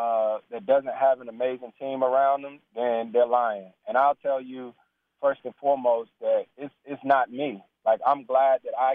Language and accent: English; Winston-Salem, North Carolina, United States; I bring 4 to 5 kids from all of the NBA cities that I played in, including my hometown of Winston-Salem.